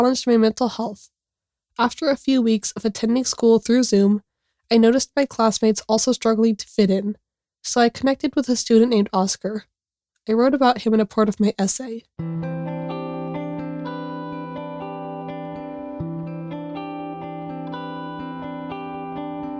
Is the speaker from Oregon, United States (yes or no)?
yes; Oregon, United States; my home state of Oregon